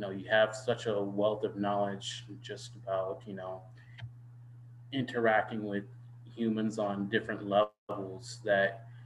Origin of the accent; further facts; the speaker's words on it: Dallas, Texas, United States; moved away as an adult; also born or lived in Indiana / Washington, D.C. / Fort Worth, Texas / Caribbean; now in Detroit, United States; I grew up in Dallas, Texas